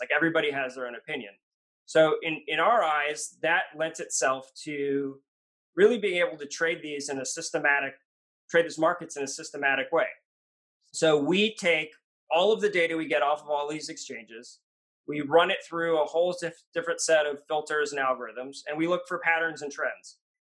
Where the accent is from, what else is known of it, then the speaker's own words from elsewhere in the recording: Washington, United States; also born or lived in New York; I'm, a Washingtonian, grew up here, uh, born in New York, but grew up in Washington